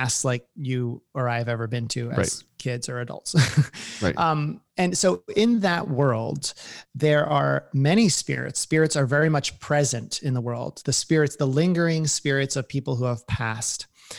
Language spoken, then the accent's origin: English; New Jersey, United States; I mean, I grew up in New Jersey.